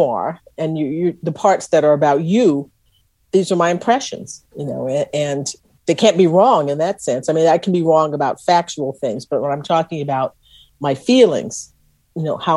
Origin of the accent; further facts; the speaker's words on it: Texas, United States; I was from Texas